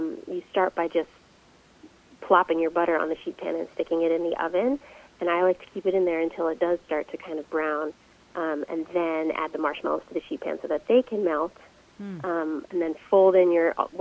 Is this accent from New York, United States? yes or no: no; just outside of Philadelphia, Pennsylvania, United States; I grew up just outside of Philadelphia